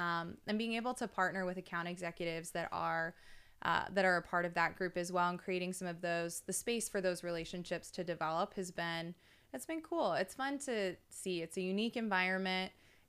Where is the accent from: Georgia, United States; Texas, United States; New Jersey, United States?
Texas, United States; I'm from Texas. I've been there.